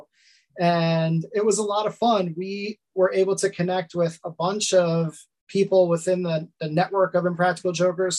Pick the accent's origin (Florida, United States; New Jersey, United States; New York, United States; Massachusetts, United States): New York, United States; Lynbrook; I grew up in Long Island and I am still here, 38 years old and still here in Long Island